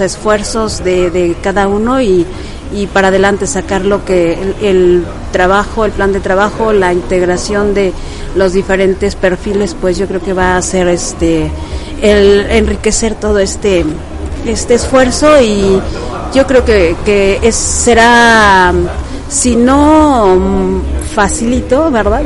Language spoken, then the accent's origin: Spanish; Peñamiller, Querétaro, Mexico; originaria de aquí de Querétaro, del municipio de Peñamiller. Este, ya tengo viviendo aquí pues desde los 15 años